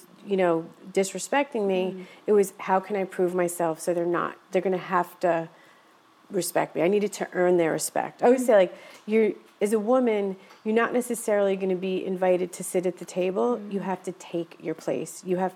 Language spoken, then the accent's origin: English; Yonkers, New York, United States; also born or lived in Oswego, New York; I grew up in a city, Yonkers, New York, which is about 30 minutes outside of New York